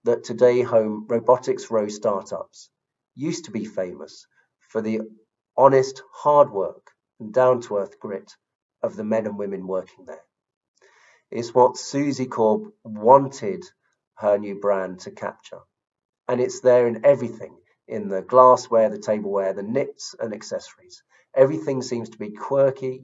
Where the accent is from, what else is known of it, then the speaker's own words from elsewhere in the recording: London, United Kingdom; I come from South London. Maybe you can tell from my accent